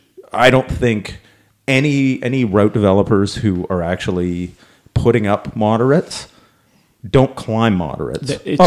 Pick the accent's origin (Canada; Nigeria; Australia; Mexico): Canada; because we're Canadian.